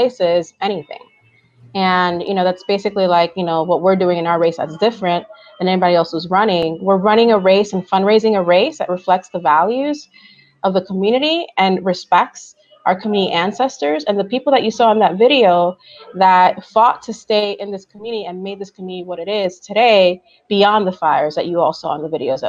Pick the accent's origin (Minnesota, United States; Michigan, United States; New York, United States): New York, United States; New York City; first language Spanish; English is a second language; when I was growing up in New York City